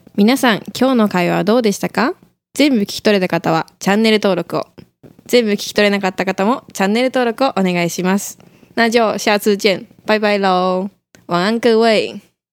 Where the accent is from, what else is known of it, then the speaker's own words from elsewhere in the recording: Tokyo, Japan; moved away; 東京から来た